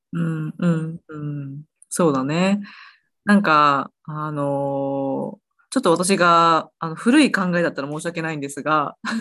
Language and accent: Japanese; Osaka, Japan; moved away as an adult; also born or lived in Kansai; now in United States; 私は大阪人なので